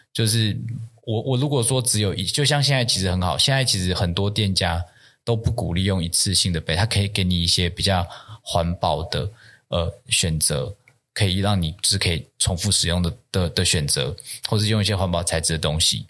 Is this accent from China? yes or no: no; Taiwan; 我自己其实就是从小就在台湾长大， 那也没有出国念过书， 或有什么国外生活留学的经验， 就是一个， 就是一个台湾长大的小孩子